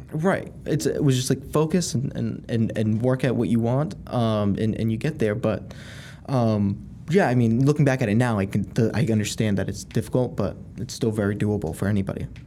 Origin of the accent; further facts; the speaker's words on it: Haverhill, Massachusetts, United States; I grew up in Haverhill, Mass